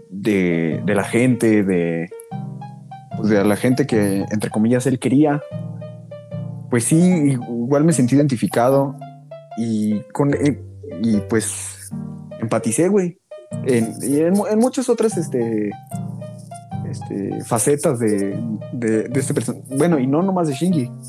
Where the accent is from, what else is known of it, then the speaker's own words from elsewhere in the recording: Mexico; nosotros como humanos mucho menos y como mexicanos